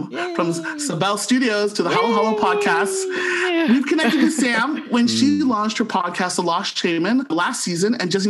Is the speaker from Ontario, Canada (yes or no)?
yes; St. Catharines, Ontario, Canada; now in Ottawa, Canada; born and raised in St. Catharines, Ontario, and now living in the nation's capital of Ottawa.